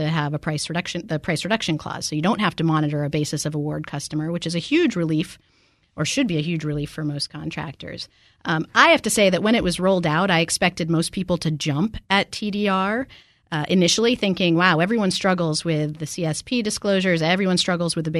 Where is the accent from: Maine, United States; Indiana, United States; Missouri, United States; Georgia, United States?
Maine, United States; we're both from Maine